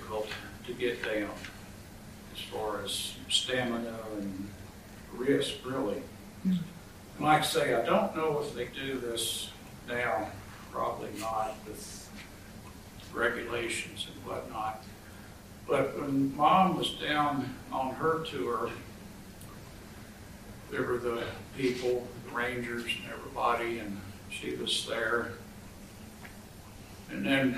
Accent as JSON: {"language": "English", "region": "Kentucky", "country": "United States", "tie": "born or raised there", "said": "I grew up in Kentucky"}